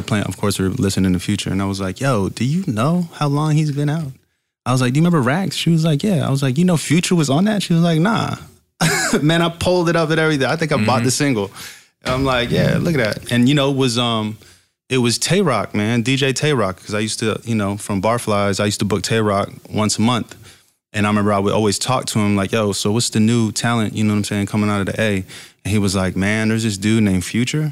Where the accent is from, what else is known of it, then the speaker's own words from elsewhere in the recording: Fayetteville, North Carolina, United States; also born or lived in Virginia Beach, Virginia; I'm from Fayetteville, North Carolina, too, as well as Virginia Beach